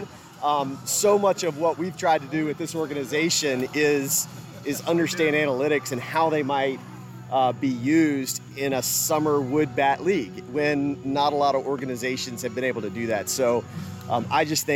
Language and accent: English; Richmond, Virginia, United States; moved away; I grew up in Richmond, Virginia, the early years of my life.